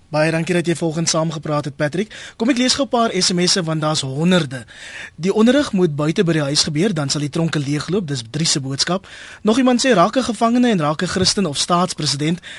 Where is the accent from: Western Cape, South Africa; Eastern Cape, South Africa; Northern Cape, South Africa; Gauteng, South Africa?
Western Cape, South Africa; ek is nou self van die Wes-Kaap